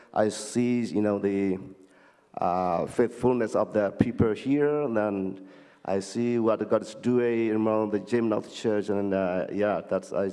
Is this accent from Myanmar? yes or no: yes; Myanmar; moved away; also born or lived in Thailand; I came from Burma, known as Myanmar